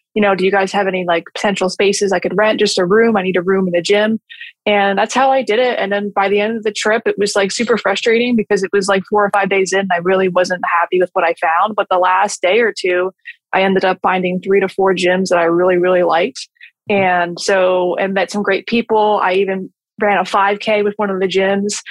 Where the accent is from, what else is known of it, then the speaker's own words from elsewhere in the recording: New Jersey, United States; moved away as an adult; now in Florida, United States; I'm from New Jersey and I just wanted to move to Florida and open a business